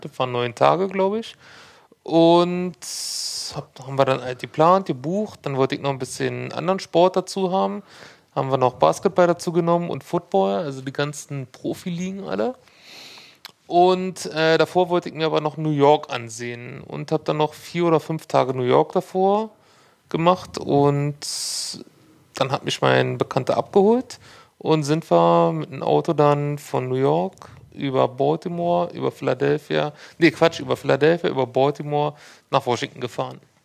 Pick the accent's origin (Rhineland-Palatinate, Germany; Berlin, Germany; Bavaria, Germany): Berlin, Germany; Hohenschönhausen; ich komme ja aus Hunschenhausen